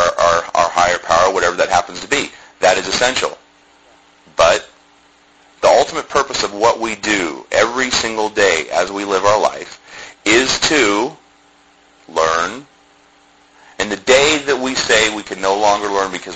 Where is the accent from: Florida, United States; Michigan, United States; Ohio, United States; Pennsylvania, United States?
Ohio, United States; Columbus; I grew up in Columbus, Ohio